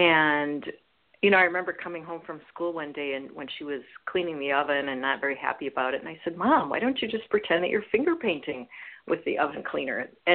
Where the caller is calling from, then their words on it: Oregon, United States; calling from Oregon